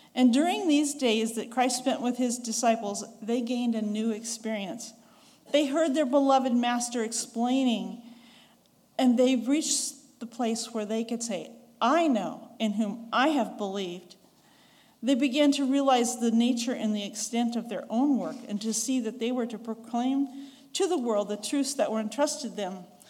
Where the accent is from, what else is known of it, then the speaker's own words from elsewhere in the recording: the West, United States; accent: Western; now in Ringgold, Georgia, United States; I'm a Westerner, so my accent is very much from the West.